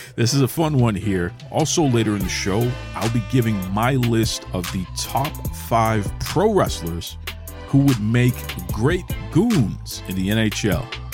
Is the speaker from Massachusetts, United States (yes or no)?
yes; Boston, Massachusetts, United States; Growing up in Boston, which is a hockey town